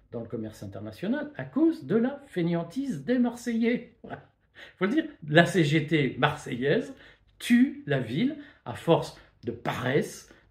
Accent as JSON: {"language": "French", "country": "Belgium", "said": "Regardez Rotterdam, moi, vous le savez, je viens de Belgique."}